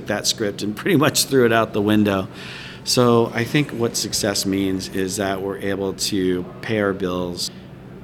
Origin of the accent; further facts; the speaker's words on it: South Bend, Indiana, United States; now in Indianapolis, United States; grew up in South Bend